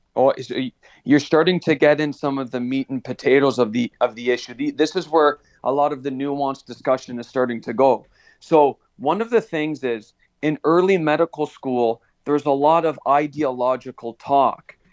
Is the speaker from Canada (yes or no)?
yes; Hamilton, Ontario, Canada; I was born and raised in Stony Creek, Hamilton area